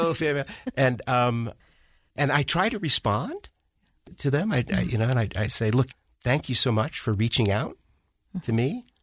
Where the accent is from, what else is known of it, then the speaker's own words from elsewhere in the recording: Washington, District of Columbia, United States; I grew up in Washington, D C.